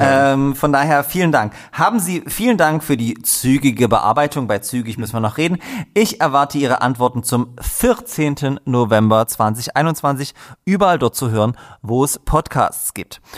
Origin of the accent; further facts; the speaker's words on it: Dresden, Saxony, Germany; ich komme auch aus Dresden